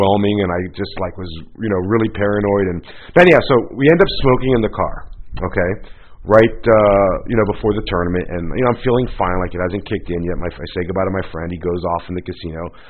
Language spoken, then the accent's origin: English; Florida, United States; moved away; I grew up in Florida